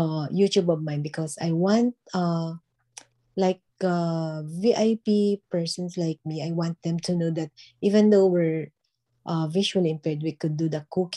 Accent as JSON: {"language": "English", "country": "Philippines", "also_born_or_lived": "Manila, Philippines", "moved": "as an adult", "lives_now": "Barcelona, Spain", "said": "I'm from Philippines, and presently I'm actually residing here in Barcelona, Spain."}